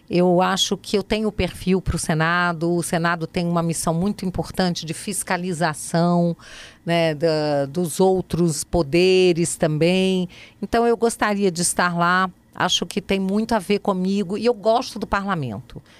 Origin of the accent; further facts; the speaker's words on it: Rio de Janeiro, Brazil; Você sabe que quando eu era criança, eu estudava no Rio numa escola muito puxada, mas muito puxada mesmo.